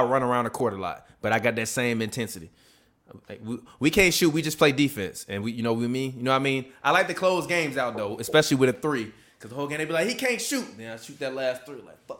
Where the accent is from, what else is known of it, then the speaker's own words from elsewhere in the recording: Chicago, Illinois, United States; I'm from Chicago. We play defense.